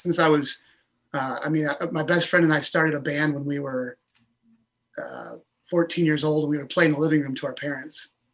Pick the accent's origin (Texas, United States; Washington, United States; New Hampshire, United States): Washington, United States; Orcas Island; I grew up on Orcas Island